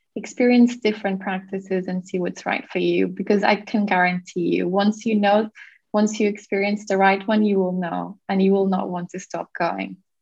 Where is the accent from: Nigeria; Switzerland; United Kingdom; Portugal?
Portugal; I was born and raised in Portugal